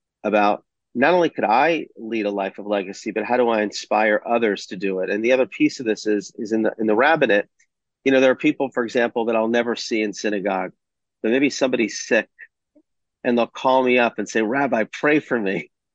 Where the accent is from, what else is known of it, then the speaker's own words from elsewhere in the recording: Atlanta, Georgia, United States; I grew up in Atlanta